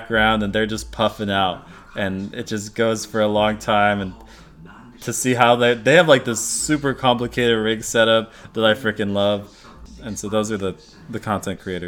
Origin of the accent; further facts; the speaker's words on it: United States; being an American